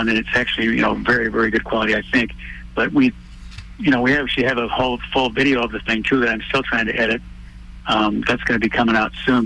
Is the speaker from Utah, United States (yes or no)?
no; Wisconsin, United States; moved away as an adult; now in Chicago, United States; I'm actually from Wisconsin, up north